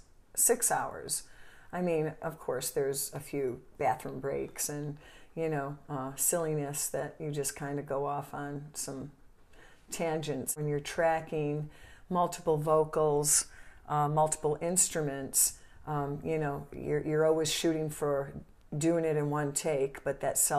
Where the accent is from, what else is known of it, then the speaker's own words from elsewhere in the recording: Italy; born there; Yeah, I was born in Italy, yeah.